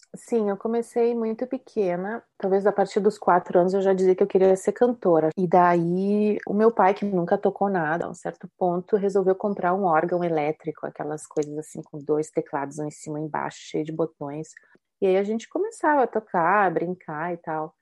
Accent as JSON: {"language": "Portuguese", "country": "Brazil", "moved": "as an adult", "lives_now": "Italy", "said": "Quando eu saí do Brasil para estudar aqui na Itália, que eu vim para estudar o canto lírico"}